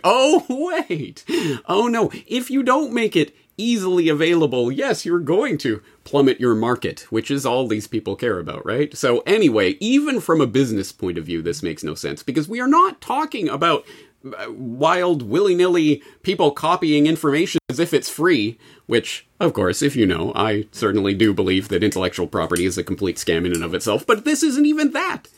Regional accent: Canada; speaking as a Canadian

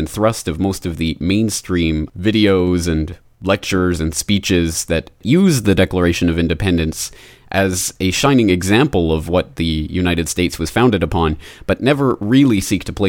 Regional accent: Canada; now in Japan; as a Canadian living in Japan

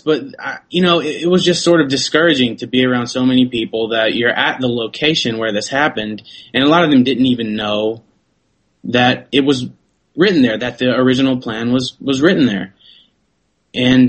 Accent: United States; I'm an American citizen

